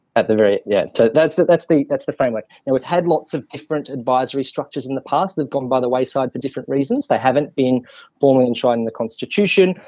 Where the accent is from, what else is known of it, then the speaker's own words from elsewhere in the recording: Australia; now in Wellington, New Zealand; as an Australian with compulsory voting.